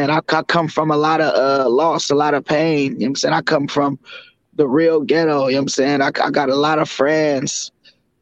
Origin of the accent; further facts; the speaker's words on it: Oakland, California, United States; I grew up in Cypress Village. If anybody's familiar with Cypress Village, it's in West Oakland